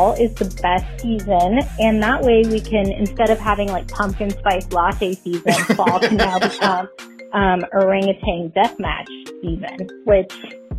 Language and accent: English; Sacramento, California, United States; my hometown, Sacramento